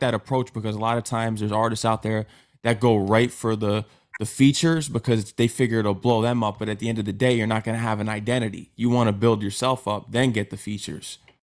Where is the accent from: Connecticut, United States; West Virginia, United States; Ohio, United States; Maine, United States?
Connecticut, United States; I'm from Connecticut.